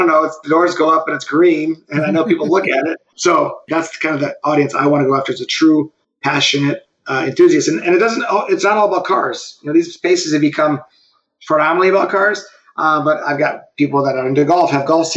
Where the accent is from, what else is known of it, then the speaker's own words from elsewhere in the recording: Detroit, Michigan, United States; I grew up around cars on Woodward. My dad was a hot rodder, chopping up cars in our garage